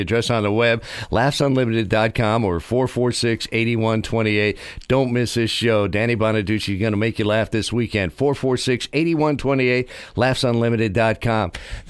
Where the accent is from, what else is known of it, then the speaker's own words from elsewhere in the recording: New York City, New York, United States; I grew up in New York City